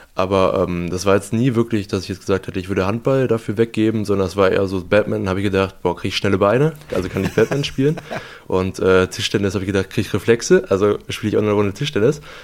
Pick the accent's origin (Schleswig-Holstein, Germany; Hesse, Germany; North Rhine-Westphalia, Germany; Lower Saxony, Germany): North Rhine-Westphalia, Germany; Bottrop; moved away as an adult; also born or lived in Aldekerk; now in Lübeck, Germany; ich bin in Bottrop geboren. Da habe ich dann äh, elf Jahre meines Lebens gelebt und danach äh, bin ich dann nach Aldekerk gezogen.